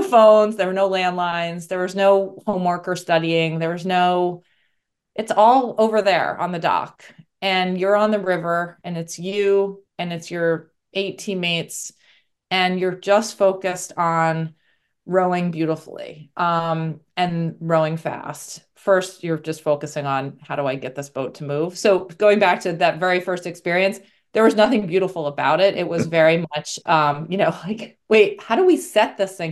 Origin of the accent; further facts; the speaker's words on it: New York City, New York, United States; I'm originally from New York, so came back to New York City